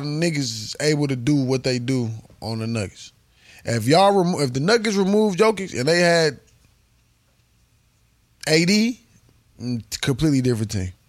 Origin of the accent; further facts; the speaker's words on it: Milwaukee, Wisconsin, United States; I'm from Milwaukee.